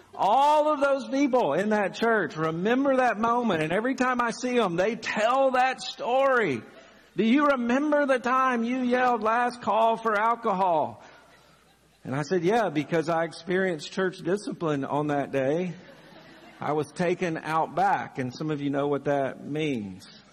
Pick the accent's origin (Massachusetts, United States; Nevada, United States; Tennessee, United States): Tennessee, United States; Chapel Hill; moved away as an adult; also born or lived in Birmingham, Alabama; now in Lexington, United States; one of the churches that I grew up uh, in, in Chapel Hill, Tennessee